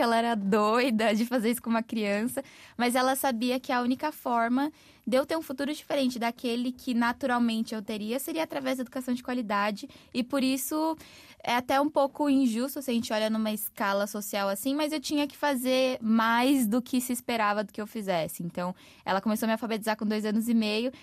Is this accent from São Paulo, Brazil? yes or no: yes; São Paulo, Brazil; also born or lived in Mogi das Cruzes; o lugar de onde eu vim, em São Paulo, chama Grajaú, que é um distrito de maior índice de vulnerabilidade